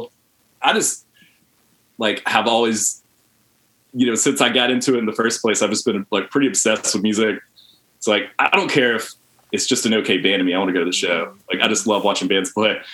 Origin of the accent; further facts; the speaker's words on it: Hartsville, South Carolina, United States; moved away as an adult; also born or lived in Columbia, South Carolina; now in Charlotte, United States; I'm from Hartsville, South Carolina, originally.